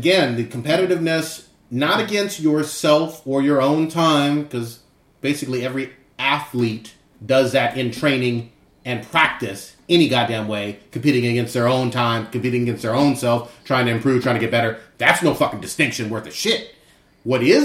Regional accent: Fremont, California, United States; I grew up in Fremont

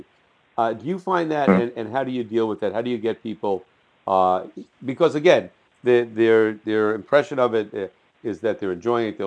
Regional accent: New Jersey, United States; I'm from New Jersey

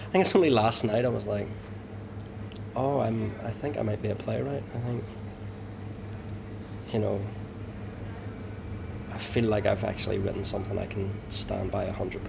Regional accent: Ulster, Northern Ireland, United Kingdom; moved away as an adult; also born or lived in London; I like many Ulster Protestants, you then abandon your British identity and embrace being Irish

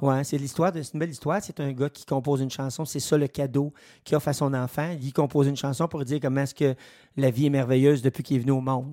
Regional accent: Saint-Edmond, Quebec, Canada; je suis natif de Saint-Edmond

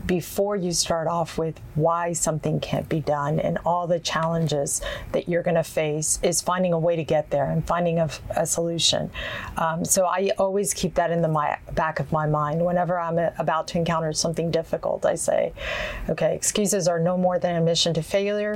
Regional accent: Houston, Texas, United States; also born or lived in Honduras; I grew up in A-Leaf

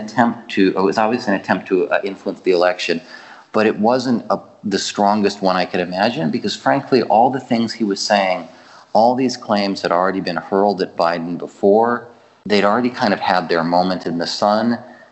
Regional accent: United States; now in Ukraine; because I'm American.

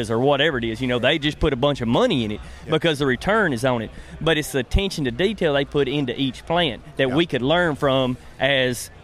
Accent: the South, United States; I'm from the South

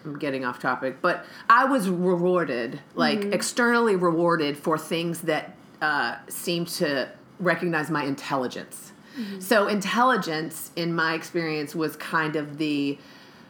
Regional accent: Atlanta, Georgia, United States; I was raised here in America, in Atlanta, Georgia, specifically

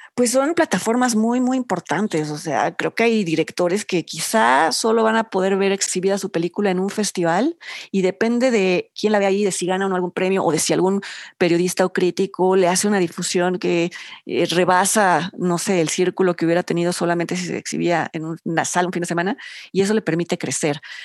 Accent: Mexico

